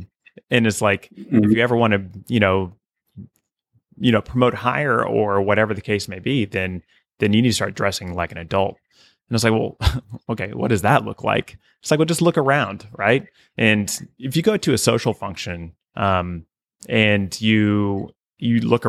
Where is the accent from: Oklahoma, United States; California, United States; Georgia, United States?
Oklahoma, United States; I'm from a small town in Oklahoma